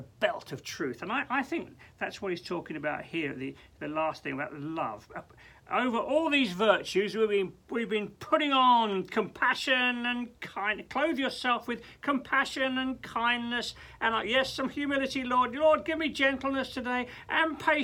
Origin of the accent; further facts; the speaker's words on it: England, United Kingdom; we're English